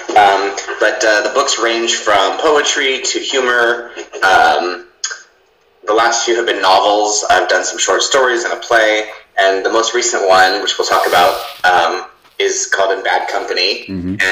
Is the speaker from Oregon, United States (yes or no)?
no; Southern California, United States; moved away as an adult; also born or lived in New York / Chicago; now in Los Angeles, United States; I grew up in Southern California, which is about, LA is in Southern California, but I grew up maybe an hour drive from Los Angeles